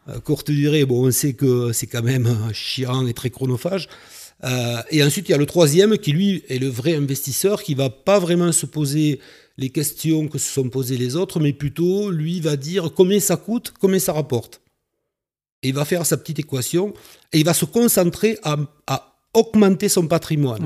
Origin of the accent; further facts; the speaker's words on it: Carcassonne, Occitania, France; also born or lived in Toulouse; je suis originaire de Carcassonne